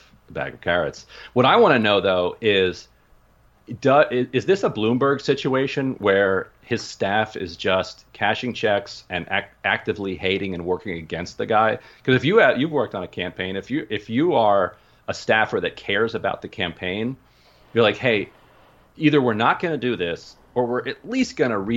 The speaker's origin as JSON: {"language": "English", "region": "Pennsylvania", "country": "United States", "tie": "born or raised there", "said": "I was born in Pennsylvania."}